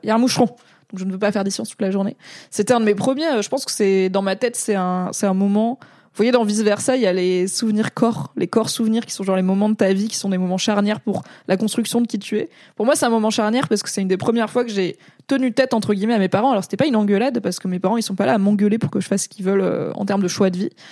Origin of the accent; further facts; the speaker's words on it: Valence, Auvergne-Rhône-Alpes, France; moved away as an adult; also born or lived in Grenoble; j'ai grandi à Valence dans la Drôme